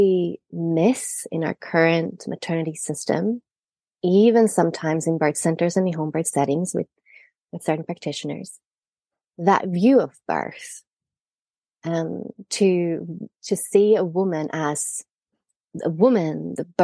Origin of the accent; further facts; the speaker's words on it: Sweden; moved away as an adult; also born or lived in Australia; I'm Swedish, but I trained and lived in Australia for many years